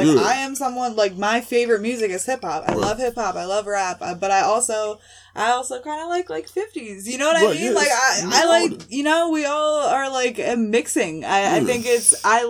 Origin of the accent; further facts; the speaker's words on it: Florida, United States; moved away; I grew up in Florida. I come from, like, it was a small town